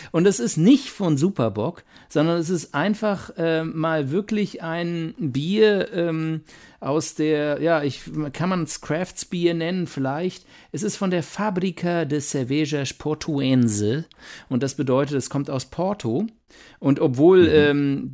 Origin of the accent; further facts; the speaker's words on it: Mainz, Rhineland-Palatinate, Germany; moved away; wir sind beide in Mainz geboren